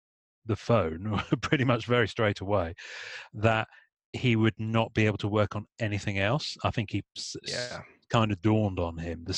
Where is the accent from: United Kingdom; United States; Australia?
United Kingdom; England; I'm English